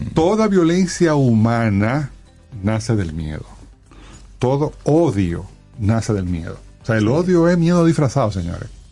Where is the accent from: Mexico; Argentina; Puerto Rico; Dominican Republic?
Dominican Republic; nosotros como sociedad dominicana